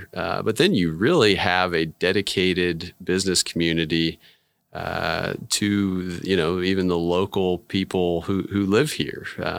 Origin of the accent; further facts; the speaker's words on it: Overland Park, Kansas, United States; also born or lived in Dallas / Chicago / St. Louis / Wichita; My hometown is originally Overland Park. I've lived kind of all over the Midwest. My dad bounced around when I was a kid. So Dallas, Chicago, St. Louis, Wichita.